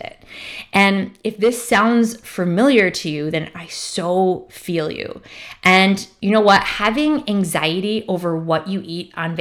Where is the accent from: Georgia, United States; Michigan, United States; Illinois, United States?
Michigan, United States; I'm from Michigan